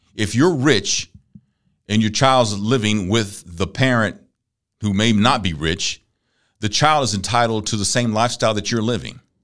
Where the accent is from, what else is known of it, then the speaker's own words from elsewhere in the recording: Galveston, Texas, United States; I grew up in Galveston.